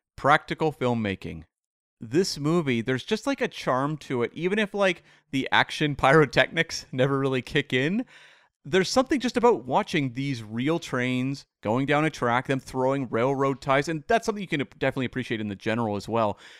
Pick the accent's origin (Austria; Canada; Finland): Canada; as a Canadian